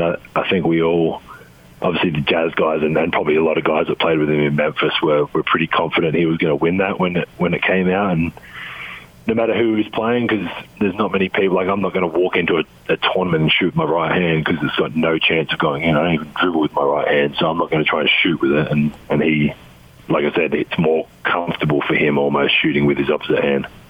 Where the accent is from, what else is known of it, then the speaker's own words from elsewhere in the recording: Adelaide, South Australia, Australia; moved away as an adult; the Adelaide 36ers, my hometown team.